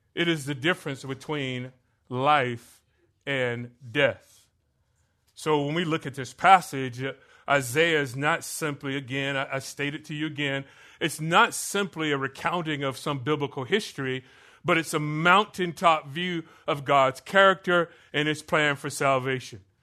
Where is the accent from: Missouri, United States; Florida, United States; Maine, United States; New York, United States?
Florida, United States; moved away; I grew up in Florida